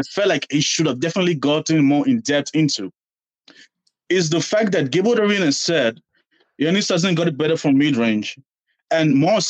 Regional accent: Nigeria; now in Boston, United States; I'm a Bucks fan because I'm Nigerian

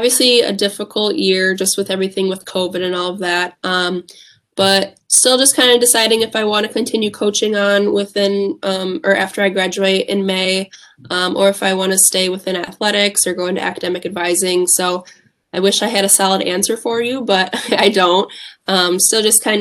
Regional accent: Whitewater, Wisconsin, United States; I grew up in Whitewater

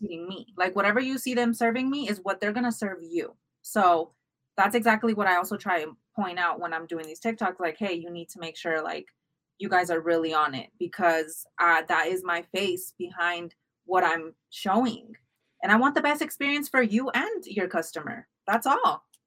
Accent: United States; I grew up also here in America, also as an immigrant

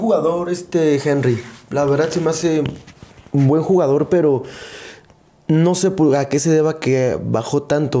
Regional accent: Mexico; como mexicano

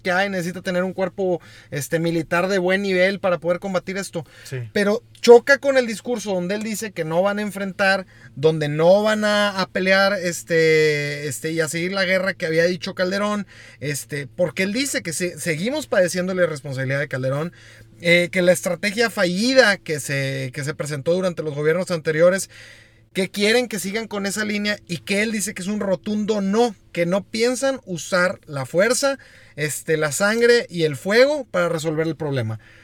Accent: Mexico; como mexicanos

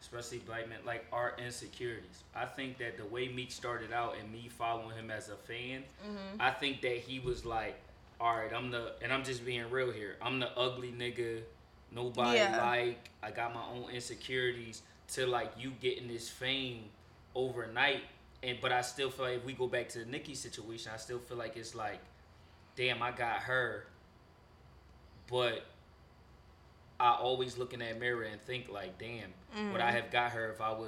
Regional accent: Philadelphia, Pennsylvania, United States; I'm from Philly

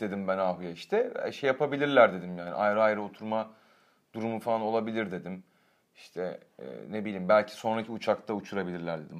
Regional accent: Turkey; Ben de Türk'üm dedim.

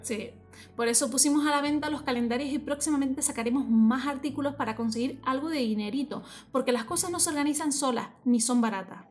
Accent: Tenerife, Canary Islands, Spain; seamos de Tenerife

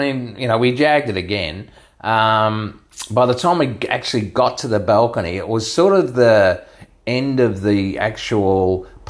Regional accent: Queensland, Australia; We're from Queensland.

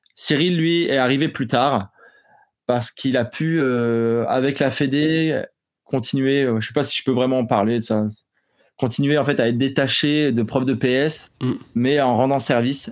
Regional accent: eastern France, France; je suis originaire de, de l'est de la France

